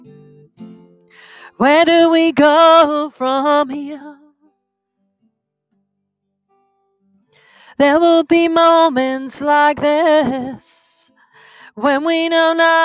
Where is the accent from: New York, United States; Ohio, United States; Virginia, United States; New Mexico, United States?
New York, United States; New York City; now in Keene, United States; I grew up in Brooklyn